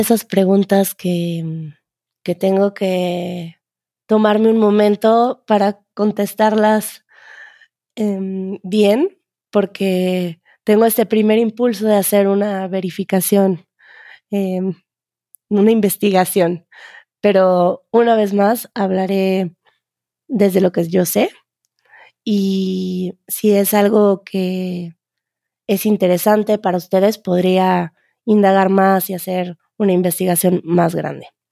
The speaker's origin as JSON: {"language": "Spanish", "town": "Cologne", "region": "North Rhine-Westphalia", "country": "Germany", "tie": "born or raised there", "second_language": "Spanish", "moved": "as an adult", "lives_now": "Barcelona, Spain", "said": "Soy originario de Colonia"}